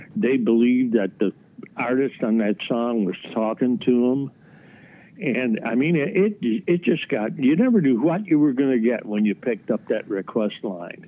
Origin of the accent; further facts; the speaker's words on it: Chicago, Illinois, United States; I grew up in Chicago or a suburb of Chicago